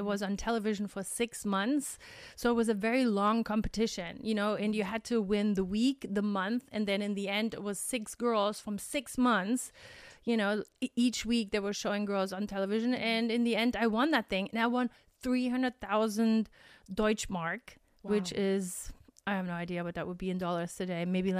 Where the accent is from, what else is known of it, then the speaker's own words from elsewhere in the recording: Germany; English is a second language; And yes, we're potato heads from Germany, so we have different kind of potatoes.